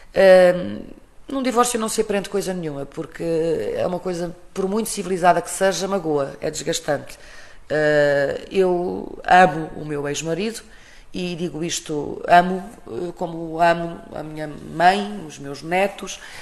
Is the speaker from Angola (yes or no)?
no; Portugal; sou portuguesa